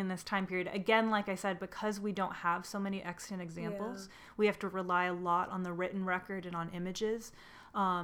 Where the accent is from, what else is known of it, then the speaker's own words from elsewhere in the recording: Southern California, United States; I am from Southern California